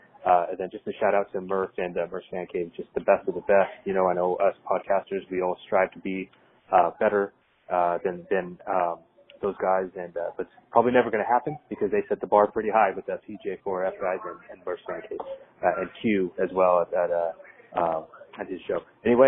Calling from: New York City, New York, United States; calling from New York City

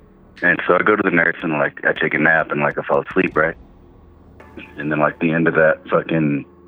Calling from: Colorado, United States; calling from Colorado.

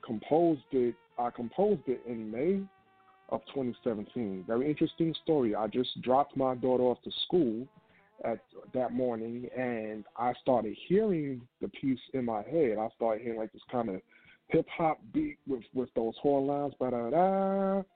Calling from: New York City, New York, United States; I am calling from Brooklyn, New York.

